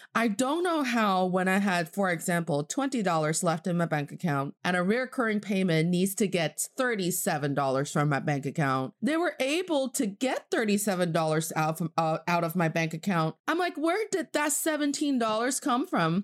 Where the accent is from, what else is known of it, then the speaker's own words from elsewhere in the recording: Northeast China, China; English is a second language; also born or lived in Boston, United States / Charlotte, United States; now in Beijing, China; I am from the northeast part of China, and I'm speaking to you from Beijing, China